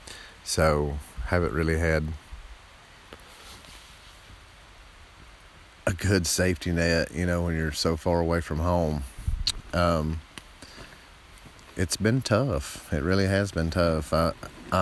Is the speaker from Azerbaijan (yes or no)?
no; the South, United States; I'm from the South